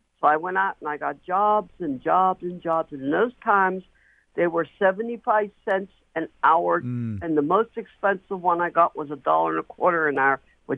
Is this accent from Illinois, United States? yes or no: no; Pittsburgh, Pennsylvania, United States; I was born and raised in the South Hills. During the 1970s, I was in high school.